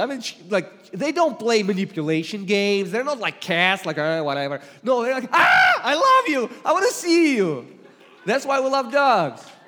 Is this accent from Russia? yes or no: yes; Russia; accent: Russian; English is a second language; moved away; I come originally from Russia